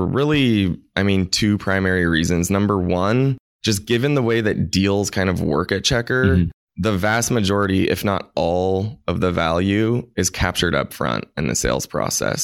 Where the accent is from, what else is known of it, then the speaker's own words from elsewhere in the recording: Anchorage, Alaska, United States; moved away as an adult; also born or lived in San Francisco; born and raised in Anchorage, Alaska.